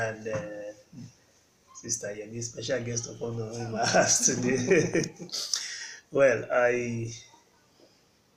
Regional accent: Port Harcourt, Rivers State, Nigeria; also born or lived in Jos, Plateau State; born in Plateau State but grew up in Port Harcourt, full time Port Harcourt boy.

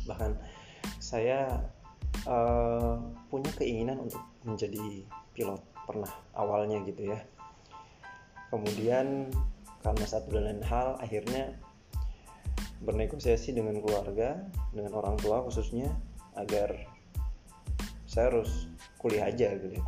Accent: Sorong, Southwest Papua, Indonesia; saya ini adalah anak Papua lahir dan besar di sana walaupun orang tua bukan orang Papua asli sebenarnya jadi karena orang tua nikah dan ketemu di sana akhirnya ya saya juga lahir dan besar di sana

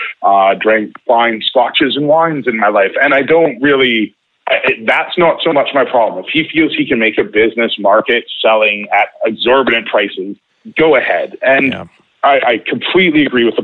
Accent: Vancouver, British Columbia, Canada; now in Vancouver Island, Canada; I grew up in Vancouver until I was 30, and now I'm 40.

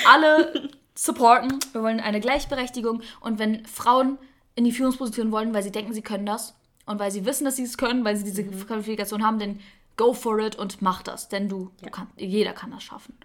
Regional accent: Northern Germany, Germany; ich bin im Norden geboren. Ich bin komplette Norddeutsche, wie man vielleicht auch ein bisschen hört

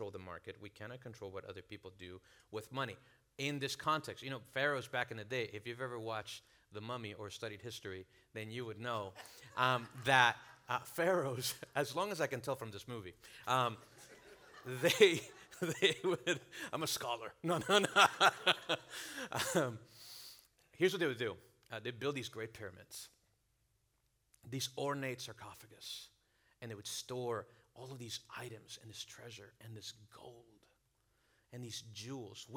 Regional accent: Venezuela; now in United States; I'm from Venezuela

